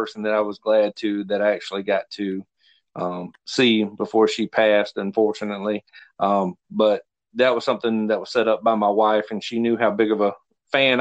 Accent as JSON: {"language": "English", "region": "South Carolina", "country": "United States", "said": "being from South Carolina"}